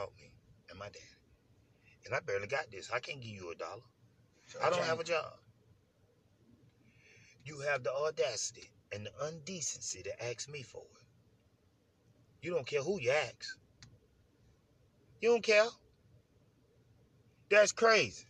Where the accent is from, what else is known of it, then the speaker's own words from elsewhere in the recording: United States; growing up in America being black